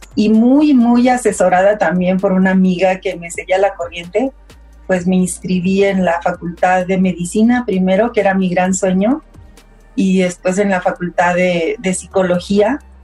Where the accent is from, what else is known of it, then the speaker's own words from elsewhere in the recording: Coahuila, Mexico; moved away as an adult; now in Mexico City, Mexico; nací en Coahuila